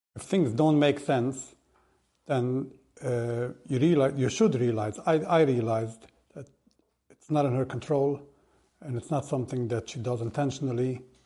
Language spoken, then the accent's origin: English; Monsey, New York, United States; I grew up in Vishnitz, in Mansi. I was born, raised over there